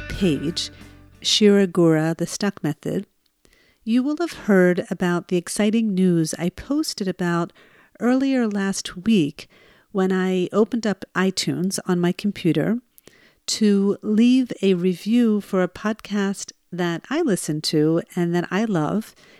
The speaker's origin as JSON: {"language": "English", "region": "New Jersey", "country": "United States", "said": "I'm originally from New Jersey"}